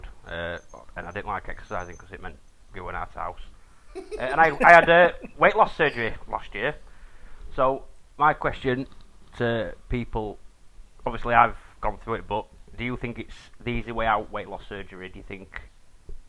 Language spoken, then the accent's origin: English; England, United Kingdom; I'm English